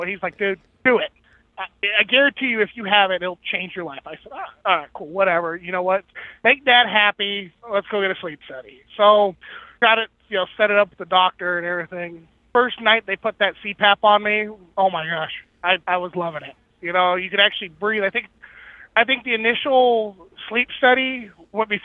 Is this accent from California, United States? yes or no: yes; Mojave Desert, Southern California, United States; I grew up in the desert, in the Mojave Desert of Southern California